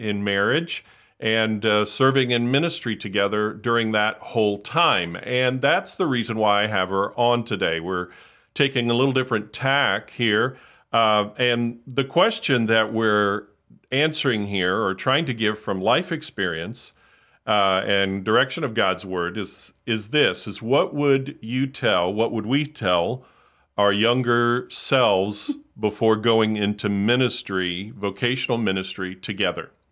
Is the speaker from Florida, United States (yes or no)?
yes; Hollywood, Florida, United States; I grew up in South Florida in the Miami, Fort Lauderdale area, Hollywood specifically